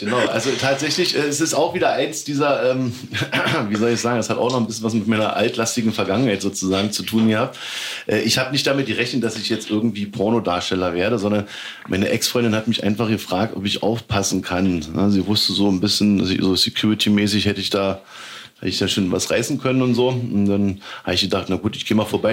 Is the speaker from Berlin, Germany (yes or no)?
yes; Berlin, Germany; als Berliner